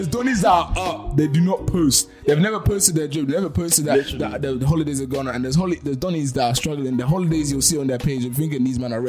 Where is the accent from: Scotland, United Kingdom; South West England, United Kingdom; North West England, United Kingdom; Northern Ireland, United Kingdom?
South West England, United Kingdom; Bristol; Now I'm from Bristol, bro.